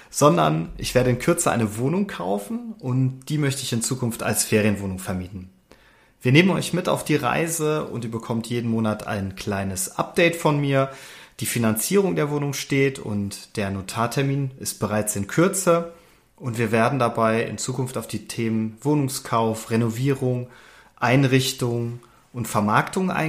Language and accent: German; North Rhine-Westphalia, Germany; Na, ich komme gebürtig aus dem Sauerland, bin hier groß geworden. Mich hat's nach dem Studium zurück in die Heimat verschlagen